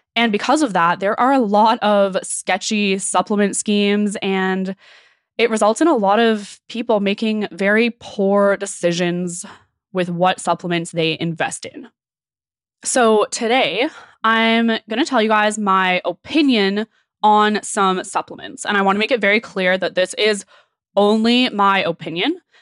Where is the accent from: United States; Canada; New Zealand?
Canada; Okanagan, British Columbia; I'm from the Okanagan